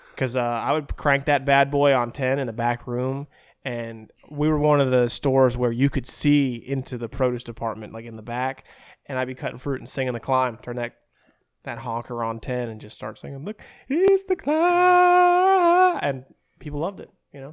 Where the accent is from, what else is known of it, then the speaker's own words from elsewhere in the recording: Berea, Ohio, United States; I'm from Berea, which is right outside Cleveland